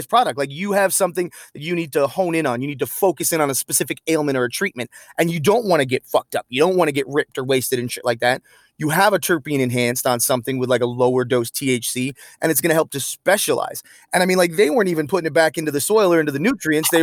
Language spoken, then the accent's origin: English; Pine Hills, Florida, United States; moved away as an adult; also born or lived in Washington; I'm from Pine Hills. I got family in Geneva.